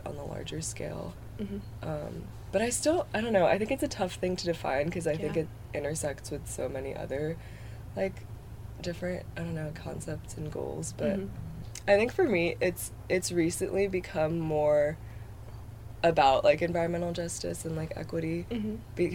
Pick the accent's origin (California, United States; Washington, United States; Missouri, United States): Washington, United States; Bellevue; moved away as an adult; I am from Bellevue, Washington, which is a little outside of Seattle.